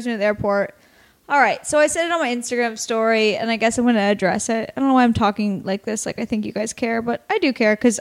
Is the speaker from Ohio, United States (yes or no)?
no; Astoria, Oregon, United States; moved away; also born or lived in Warrenton, Oregon; I'm from Oregon. I'm from Astoria, Oregon, or Warrenton, Astoria, Oregon